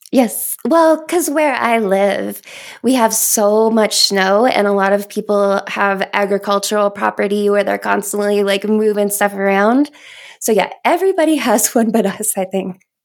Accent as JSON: {"language": "English", "region": "Kentucky", "country": "United States", "tie": "born or raised there", "moved": "yes", "lives_now": "Colorado, United States", "said": "I grew up in Kentucky"}